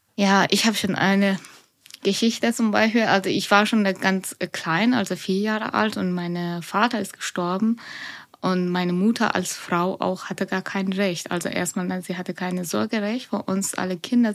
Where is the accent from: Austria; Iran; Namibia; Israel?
Iran; German is a second language; now in Nuremberg, Germany; ich bin schon in Iran geboren und aufgewachsen